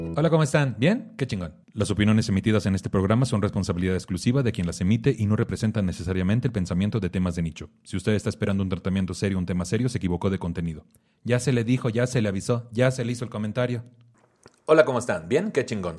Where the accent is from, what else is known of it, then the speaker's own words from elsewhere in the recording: Tamaulipas, Mexico; soy de Tamaulipas